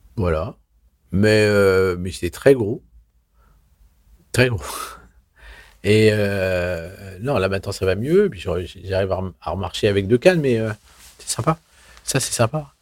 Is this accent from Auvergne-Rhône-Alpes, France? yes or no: yes; Vichy, Auvergne-Rhône-Alpes, France; je suis né à Vichy dans l'Allier